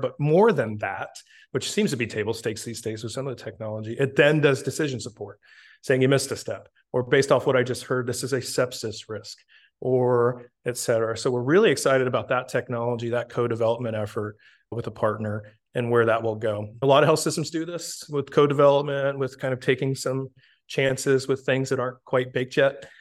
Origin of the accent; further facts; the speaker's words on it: Tampa, Florida, United States; moved away as an adult; also born or lived in Naples, Florida; Born and raised in Tampa